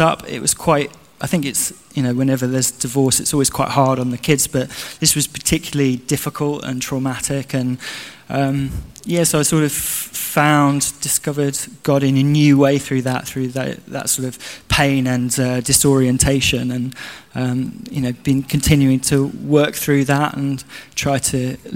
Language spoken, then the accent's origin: English; London, United Kingdom; moved away; I grew up in South London near Kew Gardens